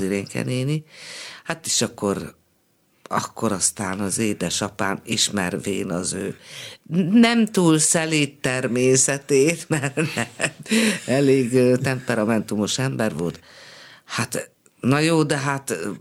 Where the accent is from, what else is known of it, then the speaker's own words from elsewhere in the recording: Budapest, Hungary; also born or lived in Szolnok; pesti lány vagyok